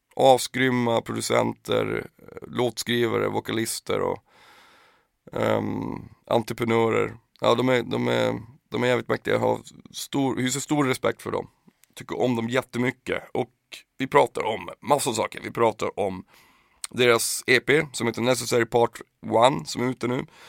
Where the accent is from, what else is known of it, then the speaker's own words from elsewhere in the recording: Piteå, Norrbotten County, Sweden; Skiva säger man ju när man kommer från Pi. Man säger ju inte album där, där jag kommer ifrån